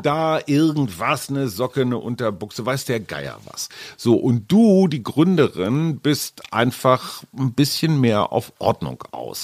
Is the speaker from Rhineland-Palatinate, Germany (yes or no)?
no; North Rhine-Westphalia, Germany; Ich bin ja eher emotional so ein bisschen verkarstet als Westfale